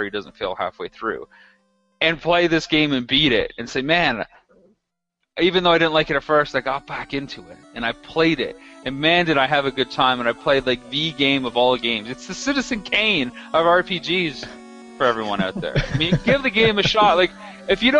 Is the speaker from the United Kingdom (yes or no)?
no; Canada; I'm from Canada